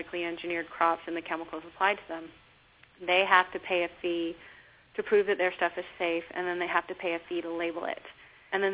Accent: Texas, United States; I grew up in Texas

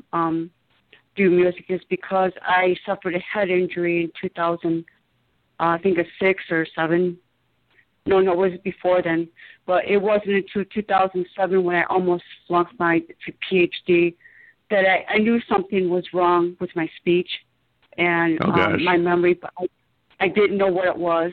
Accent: outside of Detroit, Michigan, United States; I grew up in outside of Detroit in the suburbs

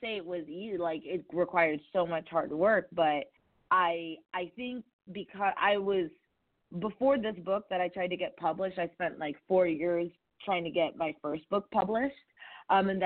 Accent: Chicago, Illinois, United States; I was born in Chicago

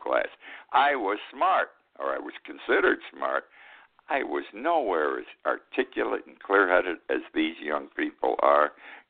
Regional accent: Utica, New York, United States; now in Key West, United States; 15 miles from my hometown of Utica

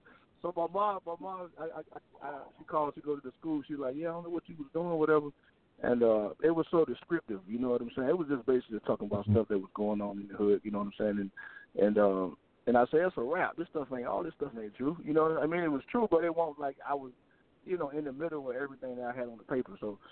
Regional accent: Norfolk, Virginia, United States; Yeah, I mean, Virginia, man, I don't know if you're familiar with it or not, but it's, you know, it's like any other hood.

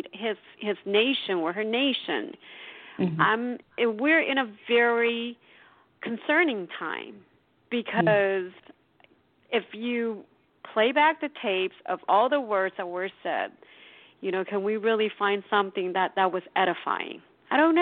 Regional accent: Taiwan; moved away; I was born and raised in Taiwan

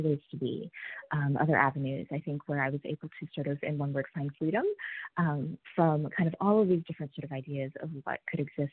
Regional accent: Midwest, United States; also born or lived in Indiana / Wisconsin; now in West Coast, United States; I identify as a Midwesterner, for sure. I'm on the West Coast now, but yes, I grew up in the Midwest, so primarily Indiana and Wisconsin

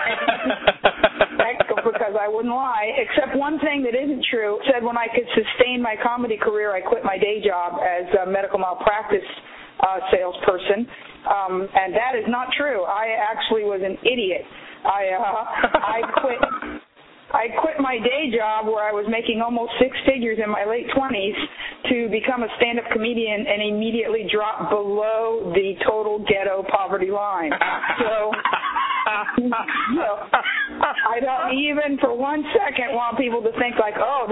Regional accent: Miami, Florida, United States; moved away as an adult; now in Los Angeles, United States; I was raised in Miami

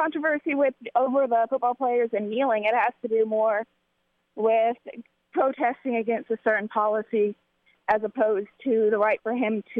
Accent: Maryville, Tennessee, United States; Maryville, Tennessee.

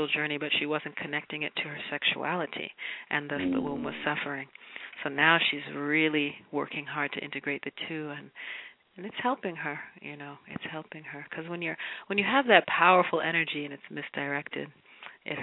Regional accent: New York, United States; I'm a New Yorker

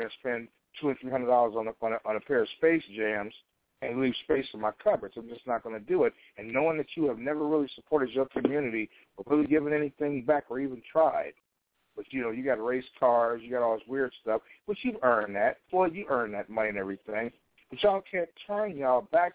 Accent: Chicago, Illinois, United States; I'm from Chicago.

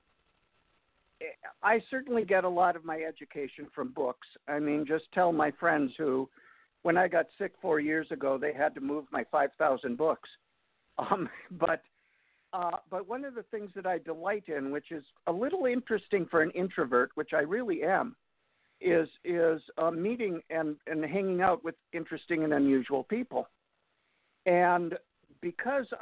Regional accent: Upper Peninsula of Michigan, United States; moved away as an adult; also born or lived in Ann Arbor, Michigan; now in Chicago, United States; once a Youper, always a Youper

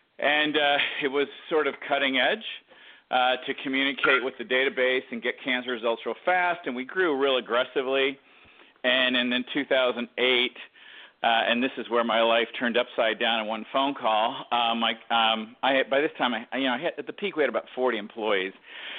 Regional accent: Detroit, Michigan, United States; born there; I mean, I was born in Detroit.

